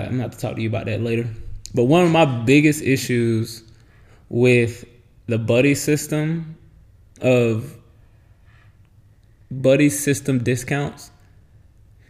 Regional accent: Florida, United States; we're both from Florida

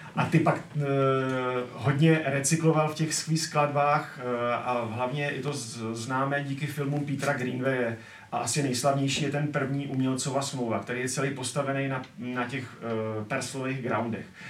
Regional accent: Czechia; My jako Češi

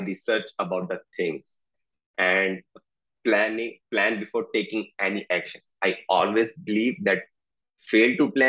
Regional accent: Delhi, India; moved away as an adult; in India I belong to the Delhi which is the capital city of India

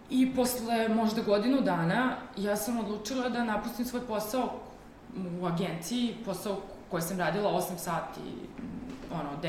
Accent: Šabac, Mačva District, Serbia; I mi smo oboje iz Šapca

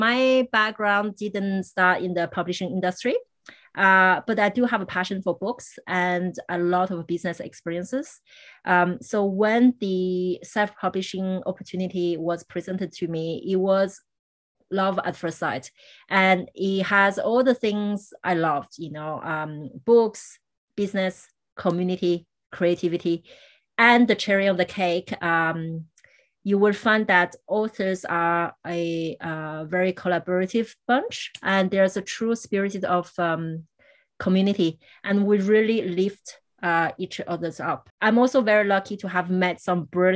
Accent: France; moved away; growing up in France

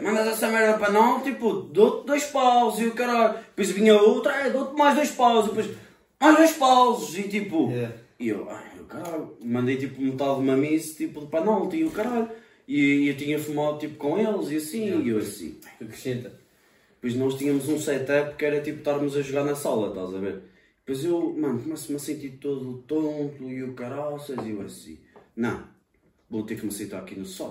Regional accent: Fontelas, Portugal; moved away as an adult; now in Covilhã, Portugal; da minha terra de Fontelas, estás a ver? Da, da minha aldeia.

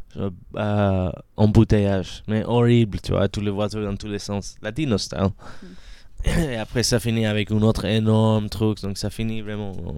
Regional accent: Caracas, Capital District, Venezuela; French is a second language; moved away; j'ai grandi à Caracas

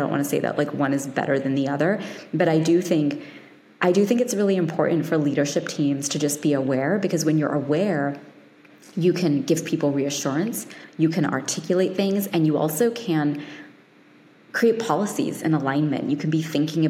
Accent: London, United Kingdom; I was born in London

